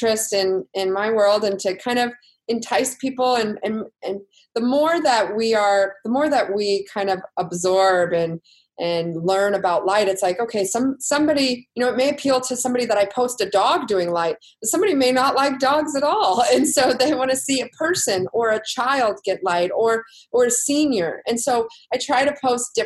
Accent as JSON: {"language": "English", "region": "Texas", "country": "United States", "said": "I'm from Texas"}